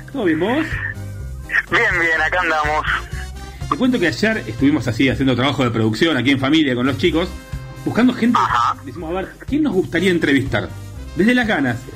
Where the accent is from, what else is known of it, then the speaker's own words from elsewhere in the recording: Quilmes, Buenos Aires Province, Argentina; moved away as an adult; now in near La Plata, Argentina; ahora estoy cerca de La Plata, pero soy de Quilmes.